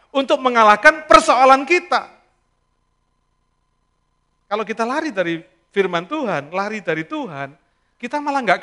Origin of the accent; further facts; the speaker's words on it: Indonesia; Lalu saya bilang kita dari Indonesia, saya bilang. Nah di negeri kita, saya bilang, kita selalu ngomong Assalamualaikum, saya bilang.